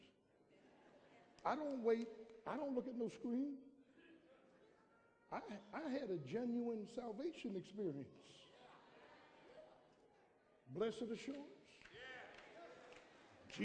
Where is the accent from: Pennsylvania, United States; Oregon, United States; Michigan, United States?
Pennsylvania, United States; Philadelphia; I grew up in South Philadelphia the first 17 years, went into the military, next 7 years